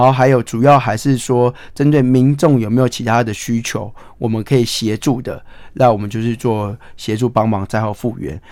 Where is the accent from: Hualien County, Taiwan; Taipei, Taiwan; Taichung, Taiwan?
Hualien County, Taiwan; 有一群人正在为我自己的家乡在奋斗，在为我家乡拼命